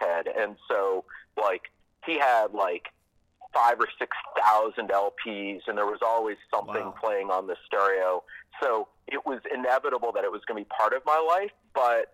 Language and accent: English; Silver Spring, Maryland, United States; moved away as an adult; now in Washington, D.C., United States; I'm from Silver Spring originally, way back when, and have been in D.C. proper for like 2 decades